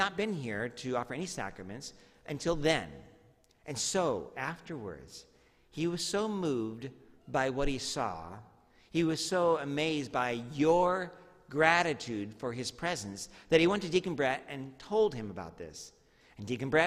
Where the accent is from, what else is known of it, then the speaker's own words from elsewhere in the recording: Medford, Oregon, United States; also born or lived in Tualatin-Tigard area, Oregon; when I moved from Medford to the Tualatin-Tigard area, I went to Tualatin Junior High